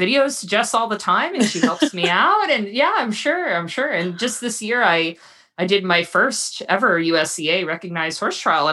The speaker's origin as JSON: {"language": "English", "region": "Florida", "country": "United States", "tie": "born or raised there", "said": "I grew up in Florida. I'm still here in Florida"}